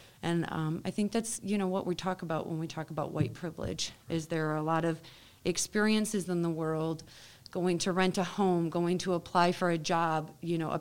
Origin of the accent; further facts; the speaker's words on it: Rockford, Illinois, United States; I was raised in the Rockford School District, so I went to a much more diverse school.